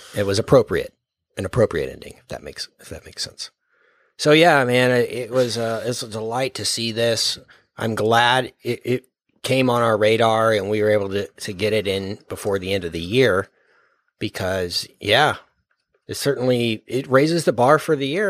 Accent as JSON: {"language": "English", "region": "Texas", "country": "United States", "said": "we're from Texas"}